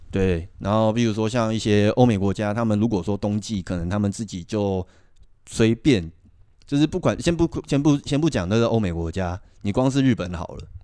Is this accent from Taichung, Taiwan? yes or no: yes; Taichung, Taiwan; 我们本身是台中人